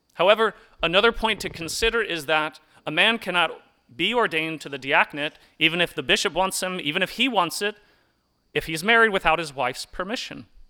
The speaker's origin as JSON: {"language": "English", "town": "Hickory", "region": "North Carolina", "country": "United States", "tie": "born or raised there", "said": "I remember growing up in Hickory at St. Aloysius"}